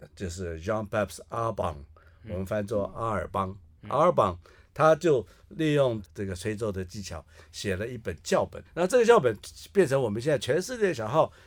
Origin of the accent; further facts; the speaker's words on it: Taiwan; 我们台湾人